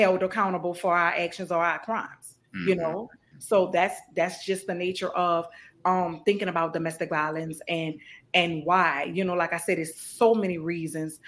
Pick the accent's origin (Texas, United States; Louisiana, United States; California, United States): Louisiana, United States; New Orleans; growing up in New Orleans